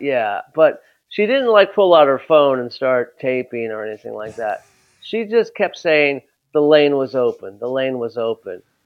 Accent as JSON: {"language": "English", "town": "Los Angeles", "region": "California", "country": "United States", "tie": "born or raised there", "said": "I'm from Los Angeles"}